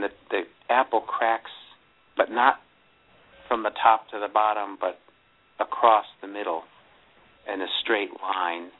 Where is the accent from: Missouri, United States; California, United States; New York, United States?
New York, United States; Buffalo; I grew up in the Buffalo area